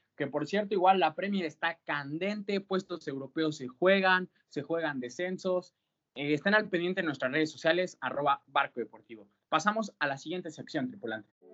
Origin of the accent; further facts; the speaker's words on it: Mexico; nuestro paisano, el señor del Vasco Aguirre